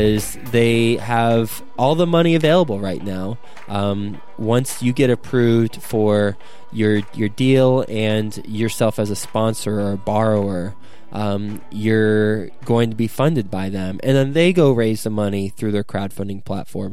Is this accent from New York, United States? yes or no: no; Flint, Michigan, United States; I was born in Flint, Michigan